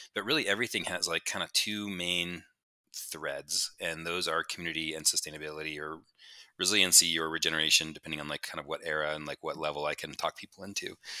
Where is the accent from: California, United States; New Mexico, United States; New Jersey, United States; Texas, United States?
New Mexico, United States; moved away as an adult; also born or lived in Pittsburgh / Boulder; I grew up in New Mexico, uh, in the desert kinda by myself